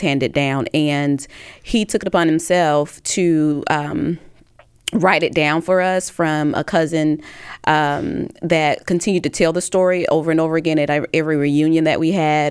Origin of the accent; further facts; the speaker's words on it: Tuscaloosa, Alabama, United States; I'm from Tuscaloosa, Alabama, which is in Hale County.